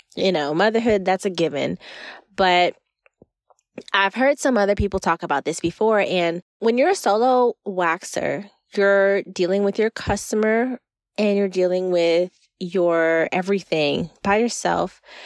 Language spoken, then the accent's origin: English; Florida, United States; I am from Florida